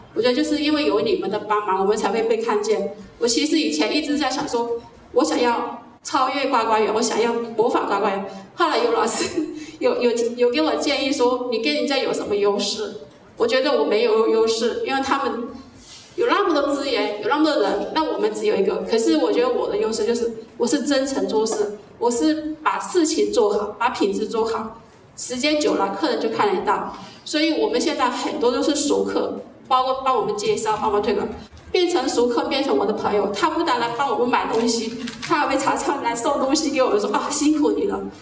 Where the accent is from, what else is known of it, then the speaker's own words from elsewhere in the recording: China; moved away as an adult; now in Yunlin, Taiwan; 我以前在大陆是做美容导师的